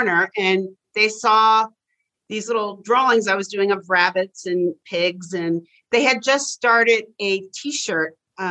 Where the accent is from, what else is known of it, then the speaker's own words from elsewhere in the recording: Bronxville, New York, United States; I grew up outside of New York City.